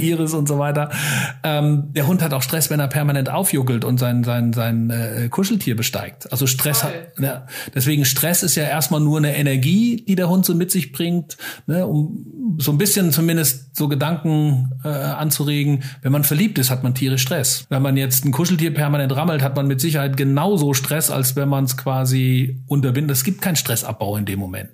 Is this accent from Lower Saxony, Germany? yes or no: no; Hesse, Germany; bei uns in Hessen